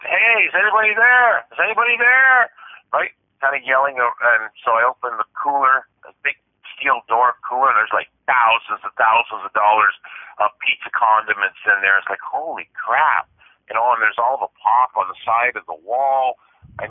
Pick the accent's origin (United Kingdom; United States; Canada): Canada; I'm a Canadian truck driver